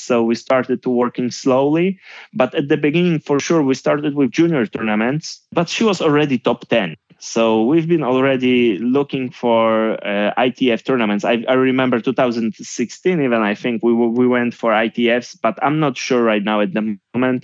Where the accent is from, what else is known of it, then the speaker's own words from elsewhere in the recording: Gdynia, Pomeranian Voivodeship, Poland; English is a second language; moved away as an adult; also born or lived in Warsaw, Poland; Then I moved from Gdynia to, to Warsaw, to the capital of Poland, and I started to work in full time as a coach